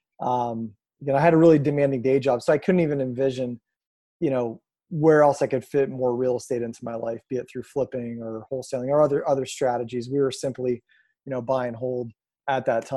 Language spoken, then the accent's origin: English; Erie, Pennsylvania, United States; I'm born and raised in Erie, Pennsylvania.